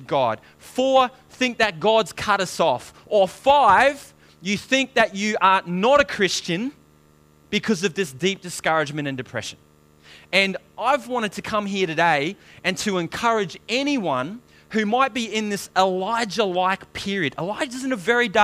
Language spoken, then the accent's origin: English; New Zealand; I was born in New Zealand, very dysfunctional background